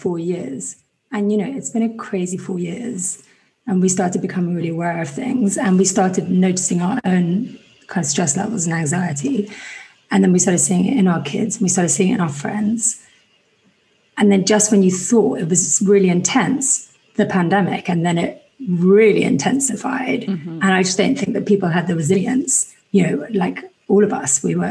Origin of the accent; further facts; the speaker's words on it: Kenya; also born or lived in England; now in Venice, Los Angeles, United States; I'm English, but I was raised in Kenya